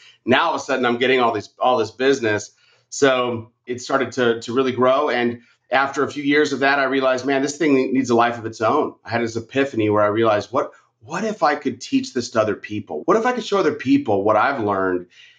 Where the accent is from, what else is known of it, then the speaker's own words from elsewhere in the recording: Arizona, United States; So like here in Arizona, I'm from Arizona.